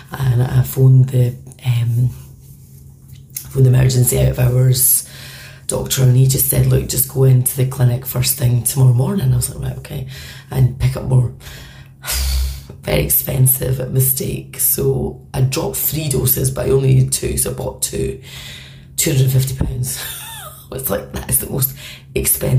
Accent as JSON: {"language": "English", "region": "Scotland", "country": "United Kingdom", "moved": "as an adult", "lives_now": "Belfast, United Kingdom", "said": "I'm Scottish and I've been living here for 10 years."}